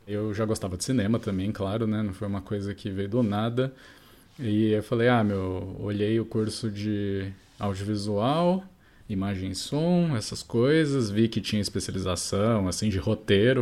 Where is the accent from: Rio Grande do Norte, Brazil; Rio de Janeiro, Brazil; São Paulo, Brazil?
São Paulo, Brazil; Rio Claro; moved away as an adult; now in Ribeirão Preto, Brazil; não nasci em nenhum dos dois, nasci em Rio Claro, é uma ah, cidadezinha, ah, claro. é, perto de Bracicaba. É, uhum. Estudei lá até, enfim, terminei o colegial lá.